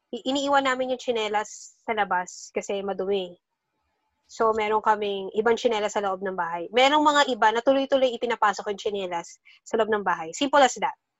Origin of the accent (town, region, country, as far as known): Philippines